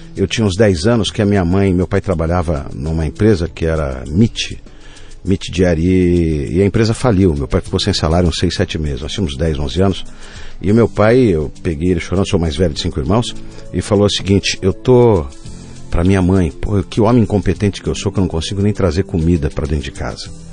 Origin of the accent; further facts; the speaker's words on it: São Paulo, Brazil; fui criado lá no Campo Limpo, num bairro na periferia de São Paulo.